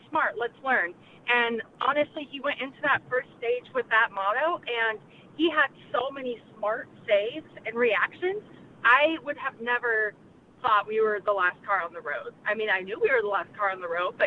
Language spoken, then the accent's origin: English; California, United States; I'm from California